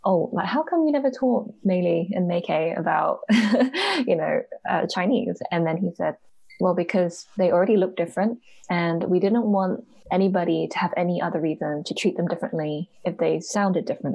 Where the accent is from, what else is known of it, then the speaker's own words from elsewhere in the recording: United Kingdom; I am a British born Hong Konger. So my parents are from Hong Kong.